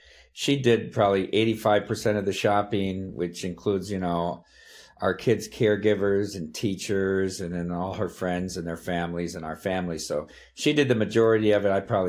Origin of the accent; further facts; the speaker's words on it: Dubuque, Iowa, United States; I'm from Dubuque, Iowa, graduated from Wallard High School, went to the University of Notre Dame, degree in history and English.